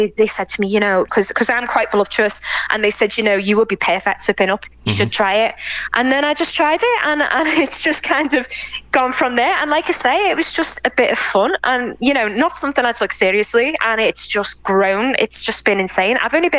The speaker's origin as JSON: {"language": "English", "region": "England", "country": "United Kingdom", "said": "And I'd be like, no, I'm English, you know."}